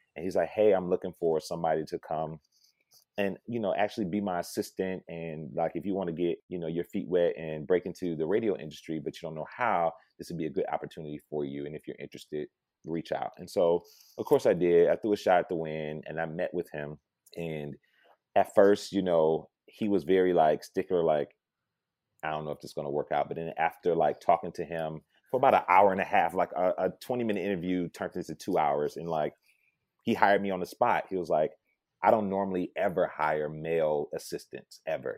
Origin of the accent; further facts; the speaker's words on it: Detroit, Michigan, United States; born and raised in Detroit, Michigan